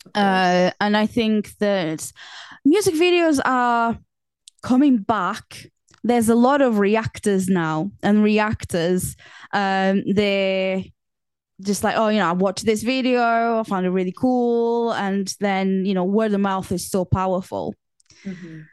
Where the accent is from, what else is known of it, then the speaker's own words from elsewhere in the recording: Portugal; now in England; I was born in Portugal